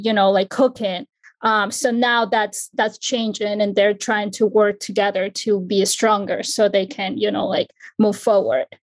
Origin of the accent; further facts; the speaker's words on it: Ecuador; now in New Jersey, United States; I'm from Ecuador, but I currently reside in New Jersey